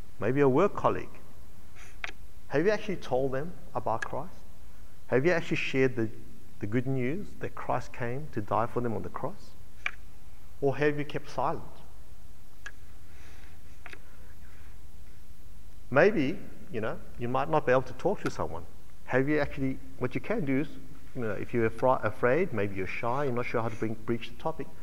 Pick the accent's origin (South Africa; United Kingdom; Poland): South Africa; now in Australia; I come from South Africa